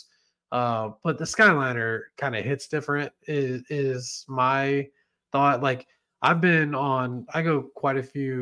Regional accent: Southern Ohio, United States; fellow Southern Ohio natives

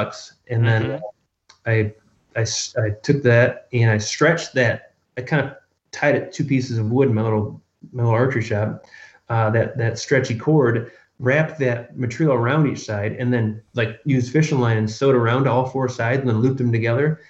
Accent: Michigan, United States; I grew up in Michigan

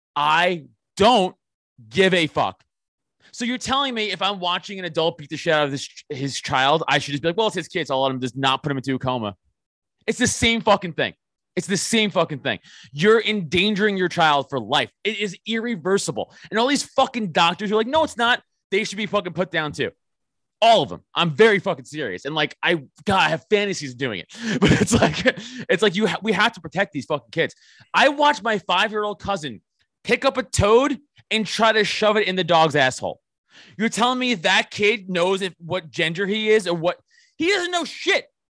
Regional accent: New York City, New York, United States; growing up in Staten Island

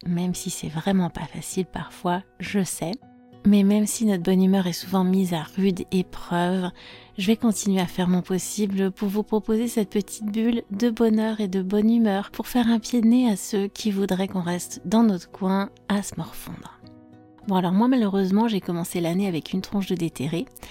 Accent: France; je suis française

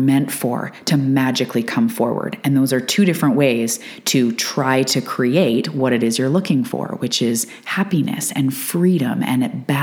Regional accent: Canada; I'm a Canadian

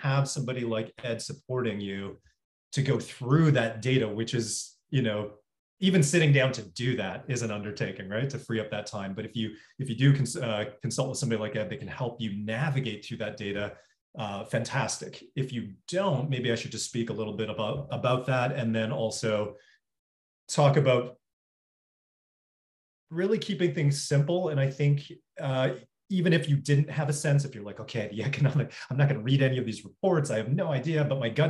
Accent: Toronto, Ontario, Canada; moved away as an adult; also born or lived in New York; born and raised in Toronto. Spent most of my life there and then moved to New York for 7 years.

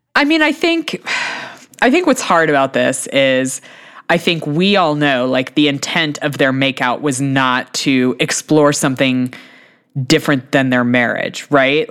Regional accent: United States; I'm an American

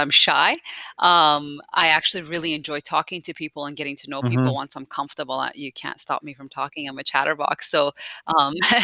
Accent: Calgary, Alberta, Canada; also born or lived in Tehran, Iran / Italy; I've been here since I was about 9 years old, grown up most of my life here in Calgary. So Canada is home to me.

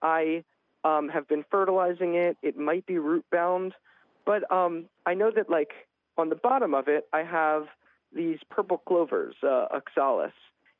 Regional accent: New Hope, Pennsylvania, United States; now in Pittsburgh, United States; I also grew up outside of Philadelphia in New Hope.

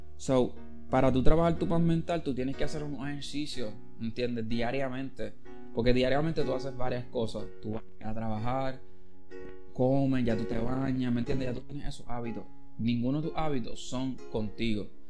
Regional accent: Caguas, Puerto Rico; de donde yo vengo, de Villa de Castro Cagua

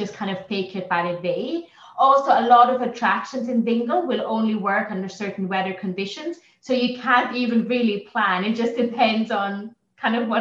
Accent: German-speaking region of northern Italy, Trentino-Alto Adige, Italy; first language German; English is a second language; moved away; also born or lived in Ireland; I grew up in Italy, but then I moved to three different countries

